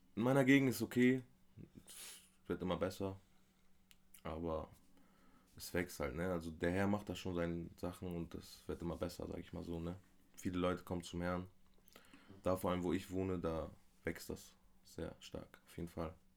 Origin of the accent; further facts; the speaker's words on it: Armenia; moved away; also born or lived in Bremerhaven, Germany; das Land, wo ich herkomme, Armenien, ist sehr gläubig